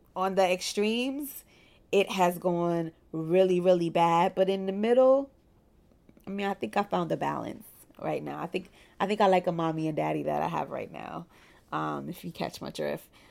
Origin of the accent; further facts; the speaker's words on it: Brooklyn, New York, United States; I am in private practice in my hometown of Brooklyn, New York